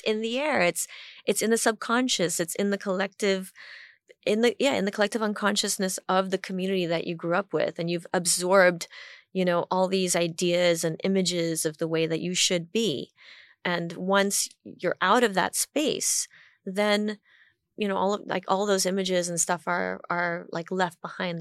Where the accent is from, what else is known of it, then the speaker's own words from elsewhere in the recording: Hong Kong; moved away as an adult; also born or lived in Washington, D.C., United States; growing up in Hong Kong